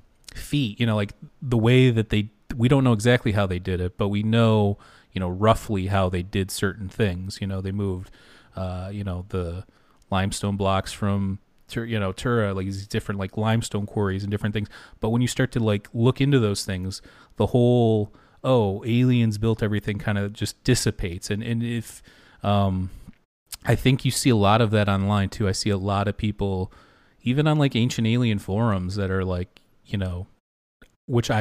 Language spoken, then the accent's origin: English; Michigan, United States; I'm from Michigan